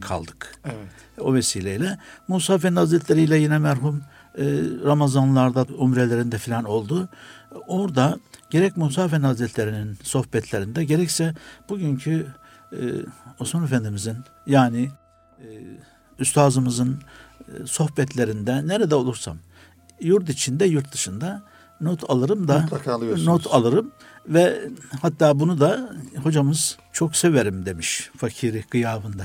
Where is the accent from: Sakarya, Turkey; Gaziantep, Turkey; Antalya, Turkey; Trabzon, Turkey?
Antalya, Turkey; moved away; also born or lived in Istanbul; Antalya doğumluyum.